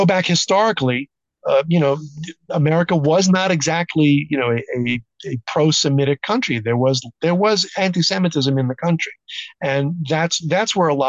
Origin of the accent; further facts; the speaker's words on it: New York City, New York, United States; also born or lived in southern Wisconsin; now in Wisconsin, United States; my hometown of Brooklyn, New York